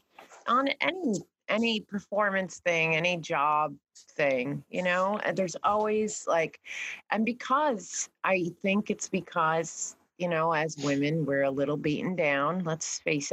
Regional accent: New York, United States; I'm also from New York and I was, yeah, we were right next to Broadway. Everyone was, it was a fierce competition even in high school

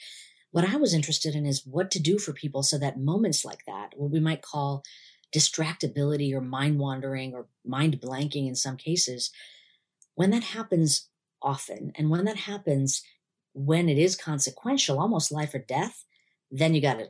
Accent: India; I had a lot of sort of cultural baggage against it, being an Indian woman.

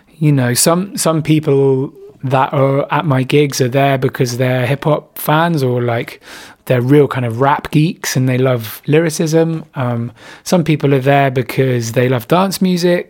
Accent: Bristol, South West England, United Kingdom; moved away as an adult; also born or lived in Brighton; which is my hometown

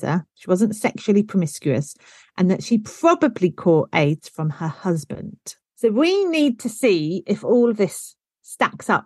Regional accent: United Kingdom; I am truly British

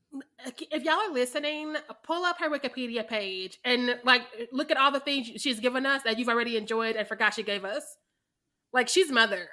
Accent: Missouri, United States; I am from Missouri

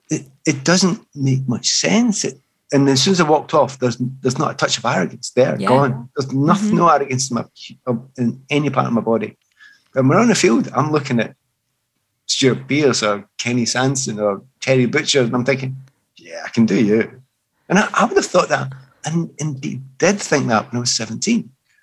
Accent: Scotland, United Kingdom; by this time I'm a Scottish international

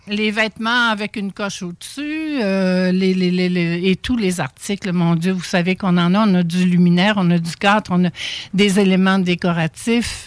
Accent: Charlevoix, Quebec, Canada; moved away; je viens de Charlevoix

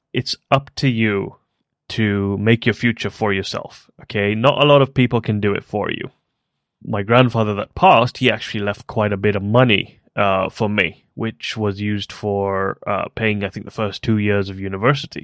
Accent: Kenya; moved away as an adult; also born or lived in South Africa; now in United Kingdom; I was born in Kenya and then moved to South Africa briefly and then came to the UK for university

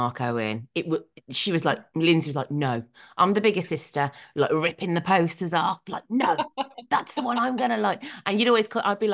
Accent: Birmingham, West Midlands, United Kingdom; I lived in Birmingham. So we were kind of, I suppose, a bit nearer to like Manchester

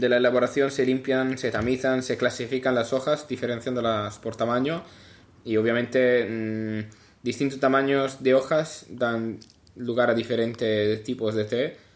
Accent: Italy; Spanish is a second language; soy italiano.

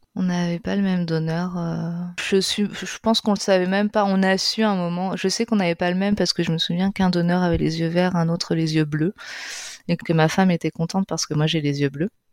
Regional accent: France; moved away as an adult; also born or lived in Spain

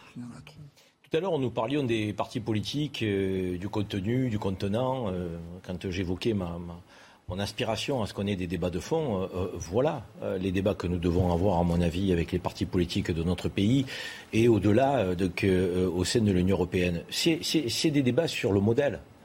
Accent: France; nous, en tant que Français

